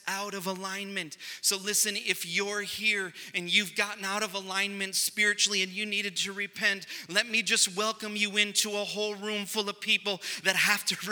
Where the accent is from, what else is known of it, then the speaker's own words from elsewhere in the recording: United States; we were a nation that was founded on Judeo-Christian values